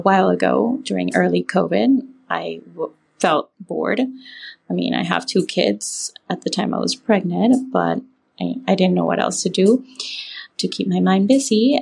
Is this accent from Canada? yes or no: no; Panama; I am from Panama, the Republic of Panama, I'm far away